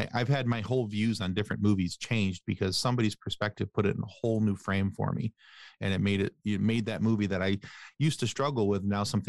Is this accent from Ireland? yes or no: yes; Ireland; I'm Irish though, and I love to talk.